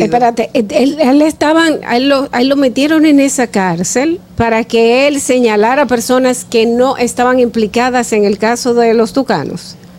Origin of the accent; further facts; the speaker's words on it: Dominican Republic; nosotros como dominicanos